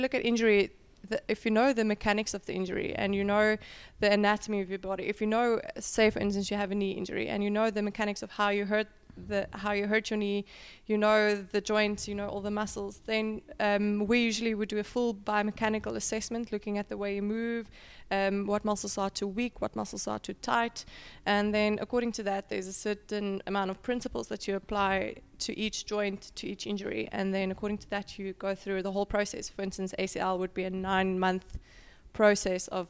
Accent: South Africa; moved away as an adult; also born or lived in Potchefstroom, South Africa; now in Dubai, United Arab Emirates; I grew up in South Africa.

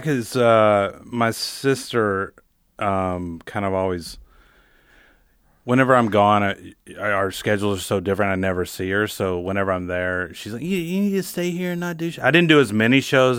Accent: northern Wisconsin, United States; moved away; it's good to kinda be back home

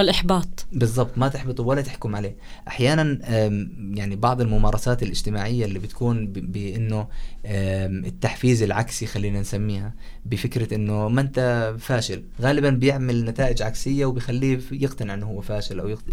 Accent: Jordan; هون عندنا بالأردن

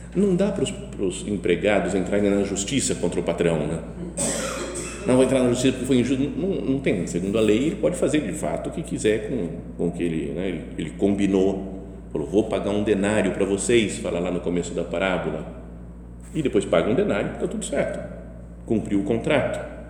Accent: Brazil; eu sou brasileiro, estou aqui, de fora

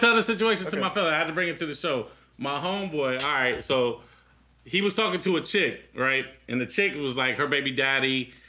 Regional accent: Newark, Ohio, United States; And I'm from Newark.

